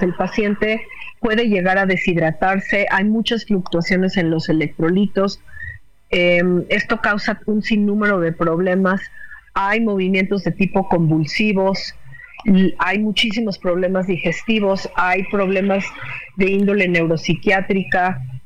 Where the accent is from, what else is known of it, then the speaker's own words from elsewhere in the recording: Mexico; como mexicanos